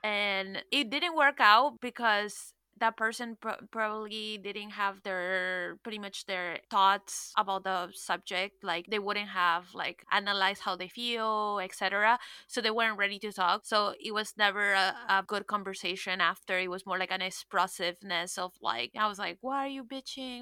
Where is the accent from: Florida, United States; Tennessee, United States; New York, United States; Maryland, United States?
Florida, United States; Miami; I'm from Miami